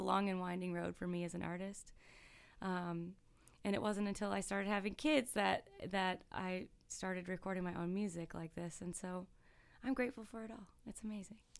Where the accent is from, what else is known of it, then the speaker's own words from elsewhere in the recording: Minnesota, United States; moved away as an adult; now in Nashville, United States; originally I'm from Minnesota, and I, I started making music, um, you know, as a kid there